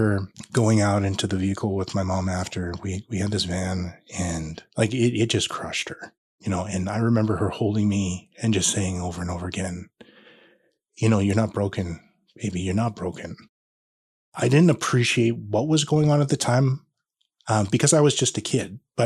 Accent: Regina, Saskatchewan, Canada; now in Grande Prairie, Canada; I was born and raised in Regina

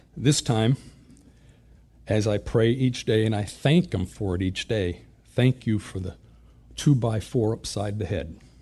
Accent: Springfield, Massachusetts, United States; I was born and raised in Springfield, Massachusetts, Western Mass

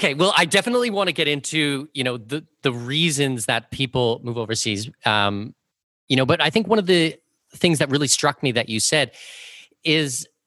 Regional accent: Canada; I'm from Canada

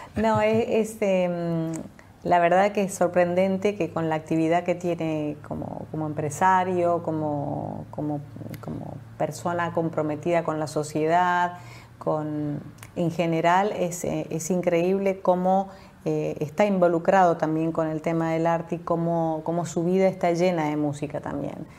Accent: Mendoza, Argentina; moved away; also born or lived in Europe; Soy mendocina, sí. Cuando era muy joven partí a vivir a Europa

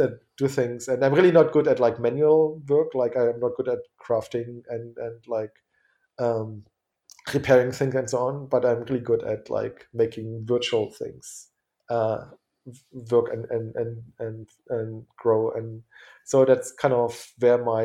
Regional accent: eastern Germany, Germany; I'm from Eastern Germany, from behind the Iron Curtain

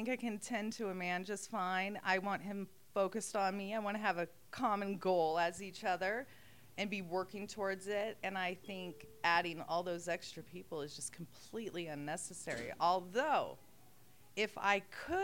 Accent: San Diego, California, United States; moved away; I grew up in San Diego

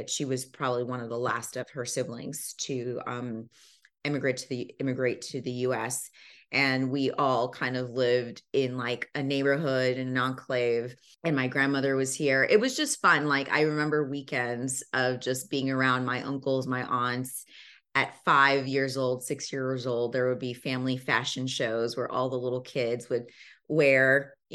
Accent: Zambia; born there; They relocated to Zambia before I was born. I was born in Zambia.

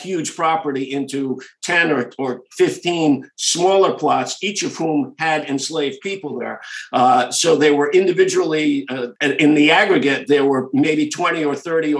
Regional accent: New London, Connecticut, United States; I grew up in New London.

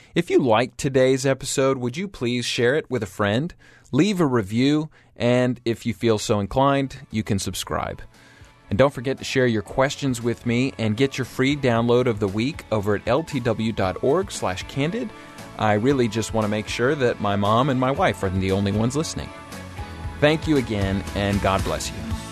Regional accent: Atlanta, Georgia, United States; also born or lived in Auburn University; I was born and raised in Atlanta, Georgia, uh, the only of my siblings to be born in the United States.

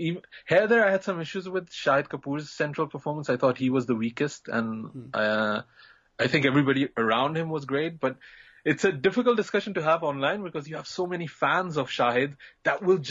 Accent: Belgium; moved away; I grew up in Belgium and I was in a small kind of town

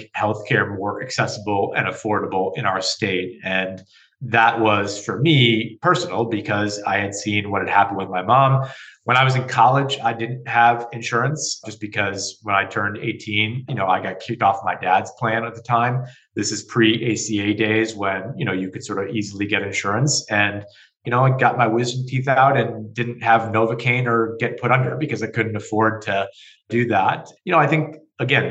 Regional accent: Connecticut, United States; born or raised there

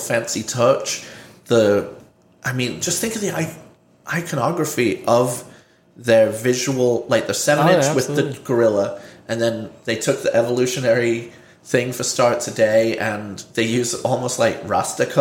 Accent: England, United Kingdom; moved away; also born or lived in San Diego; I'm English

